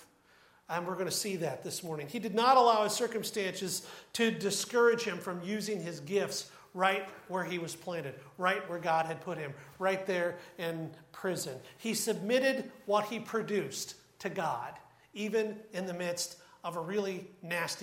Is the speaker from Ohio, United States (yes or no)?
yes; Troy, Ohio, United States; I grew up in Troy, and we were about 15 minutes from Wright-Patterson Air Force Base